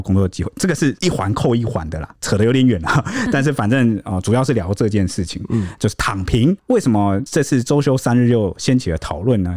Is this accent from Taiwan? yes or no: yes; Taiwan; 我们台湾人不一样